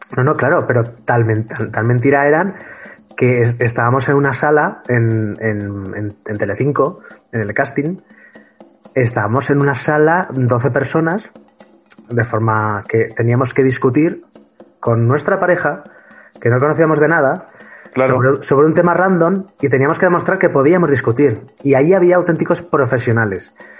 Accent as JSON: {"language": "Spanish", "town": "Huesca", "region": "Aragon", "country": "Spain", "moved": "yes", "lives_now": "Madrid, Spain", "said": "somos ambos de Huesca, yo vivo en Madrid."}